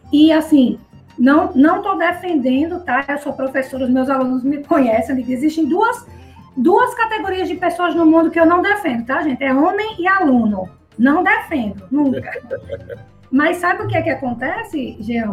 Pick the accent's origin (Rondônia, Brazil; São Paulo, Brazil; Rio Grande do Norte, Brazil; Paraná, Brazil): Rio Grande do Norte, Brazil; Natal; moved away as an adult; also born or lived in Mossoró, Rio Grande do Norte; now in Maceió, Brazil; eu estou em Alagoas, mas que eu sou potiguar, tá certo? Eu sou natalense, nascida e criada no Rio Grande do Norte.